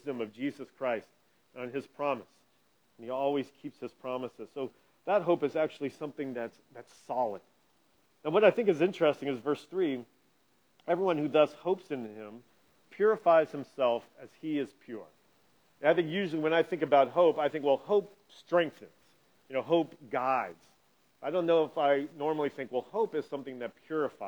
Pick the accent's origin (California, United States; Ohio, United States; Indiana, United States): Indiana, United States; Indianapolis; growing up in Indianapolis